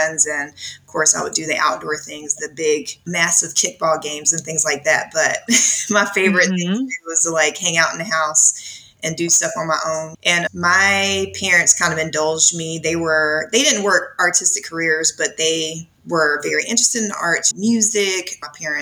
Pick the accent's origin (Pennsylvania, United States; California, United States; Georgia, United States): Georgia, United States; 8 or 9 miles from just south of Atlanta; I live just south of Atlanta, and I grew up maybe 8 or 9 miles from here in a like rural suburban community